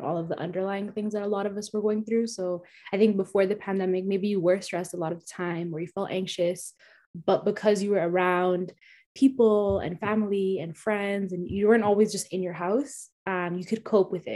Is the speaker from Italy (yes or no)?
no; Canada; being Somali, being Canadian, but then also not really being either one, and just being a hybrid